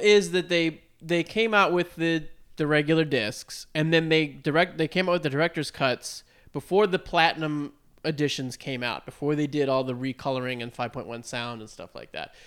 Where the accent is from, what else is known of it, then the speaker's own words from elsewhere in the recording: United States; we are dumb American